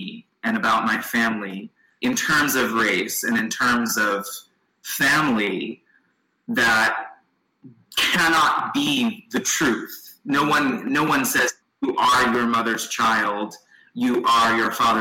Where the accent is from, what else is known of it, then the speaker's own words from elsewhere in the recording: Seattle area, Washington, United States; also born or lived in Long Beach, California; young childhood was spent there, and faint memories of moving in the late 90s to the Seattle area, not Seattle proper